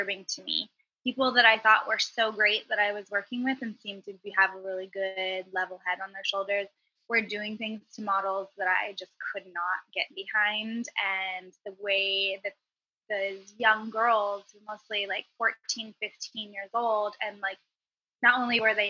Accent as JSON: {"language": "English", "area": "Bay Area", "region": "California", "country": "United States", "said": "I'm from the Bay Area"}